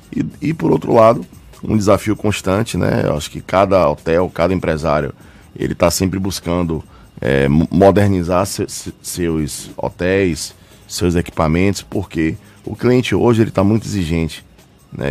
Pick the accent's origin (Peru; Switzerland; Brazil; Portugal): Brazil; Bahia